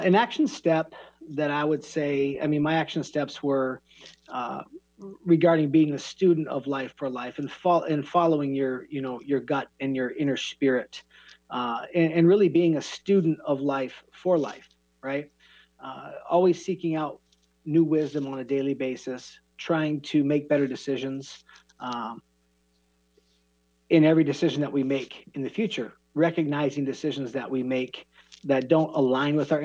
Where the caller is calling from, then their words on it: Phoenix, Arizona, United States; I'm calling in from Phoenix, Arizona